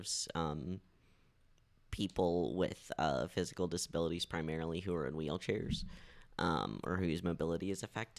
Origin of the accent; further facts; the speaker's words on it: Fort Collins, Colorado, United States; moved here when I was 5 years old